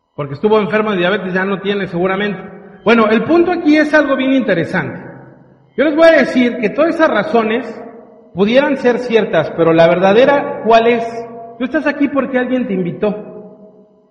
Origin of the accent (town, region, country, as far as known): Mexico